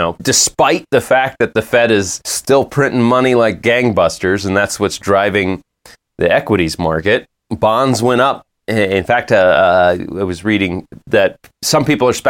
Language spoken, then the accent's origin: English; United States; being an American